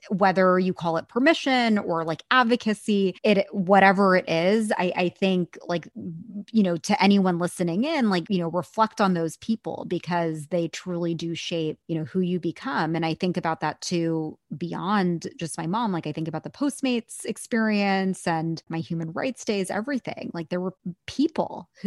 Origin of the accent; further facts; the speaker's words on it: India; I mean, I'm Indian. Like I was told I needed to be a doctor or a lawyer.